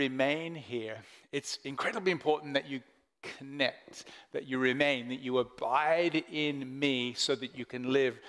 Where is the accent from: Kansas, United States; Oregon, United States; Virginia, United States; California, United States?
Oregon, United States; Portland; now in Melbourne, Australia; I was born in Melbourne, and then I grew up in America, Portland, Oregon, for about 10 years before coming back to Melbourne.